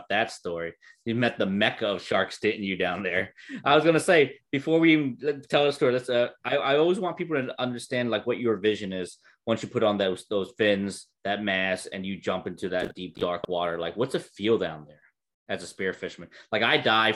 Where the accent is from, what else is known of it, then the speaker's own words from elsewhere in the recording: Florida, United States; moved away; I'm from Florida